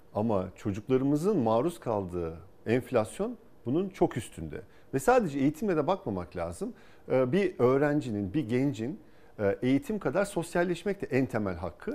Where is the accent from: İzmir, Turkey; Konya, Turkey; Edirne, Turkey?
İzmir, Turkey; moved away as an adult; also born or lived in Ankara / Boston; Bornova Anadolu Lisesi, İzmir Fen Lisesi, ODTÜ'yü kazandım